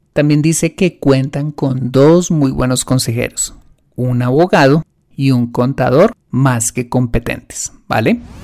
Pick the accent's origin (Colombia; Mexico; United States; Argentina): Colombia; lo que llamamos en mi país